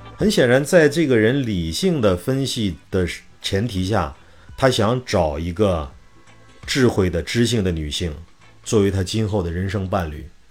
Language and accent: Chinese; Shanxi, China; moved away as an adult; also born or lived in Xuzhou / Wenzhou; 因为我是一个山西人，我在二十岁之前是没有看过大海的